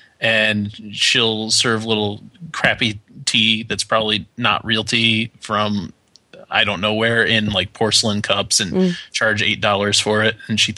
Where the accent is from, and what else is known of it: United States